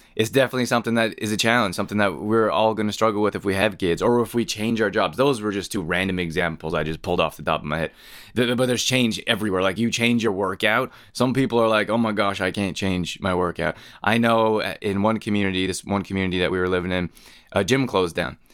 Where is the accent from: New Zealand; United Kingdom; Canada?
Canada; moved away as an adult; also born or lived in Northern California; I grew up in Canada